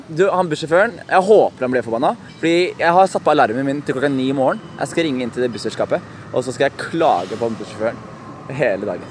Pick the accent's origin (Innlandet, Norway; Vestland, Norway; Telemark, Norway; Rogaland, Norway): Telemark, Norway; Skien; født og oppvokst i Skien. Eh, fra, fra et sted som heter Gulset i Skien